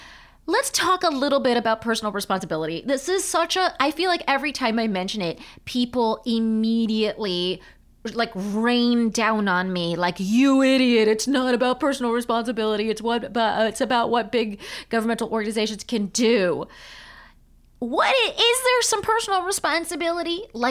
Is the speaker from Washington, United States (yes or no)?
no; California, United States; moved away; I'm from California.